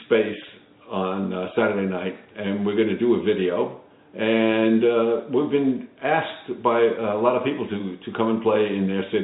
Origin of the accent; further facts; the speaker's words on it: Long Island, New York, United States; we came from Long Island, the whole band